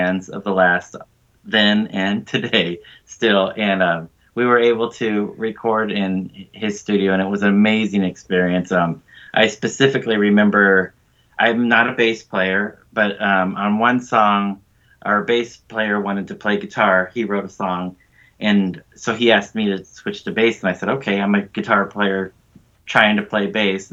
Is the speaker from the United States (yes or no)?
yes; North San Diego County, California, United States; me and my friends growing up in North San Diego County